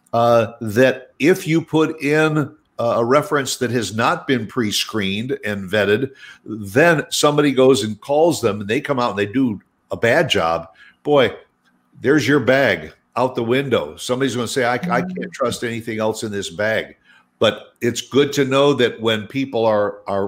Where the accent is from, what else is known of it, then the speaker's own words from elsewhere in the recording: Midwest, United States; now in Dallas-Fort Worth, United States; I grew up in the Midwest